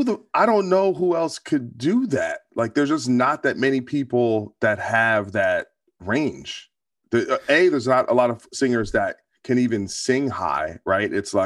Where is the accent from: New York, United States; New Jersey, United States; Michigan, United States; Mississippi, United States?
New Jersey, United States; I'm from New Jersey.